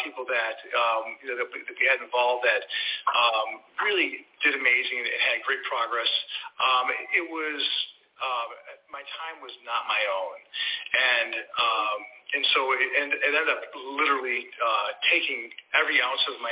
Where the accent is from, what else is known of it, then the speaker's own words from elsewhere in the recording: Syracuse, New York, United States; also born or lived in Lowville, New York; now in Longwood, United States; I'm originally from the Northeast, Syracuse, New York